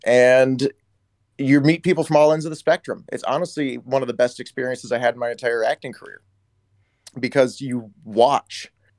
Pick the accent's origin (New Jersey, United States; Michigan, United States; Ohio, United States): Michigan, United States; Detroit; moved away; I'm from the Midwest originally. I'm from Detroit originally. So shout out to the 313.